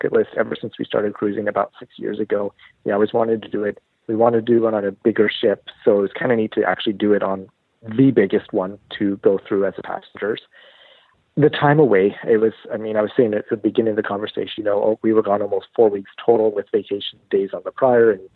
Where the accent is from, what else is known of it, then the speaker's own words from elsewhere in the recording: Canada; we're Canadian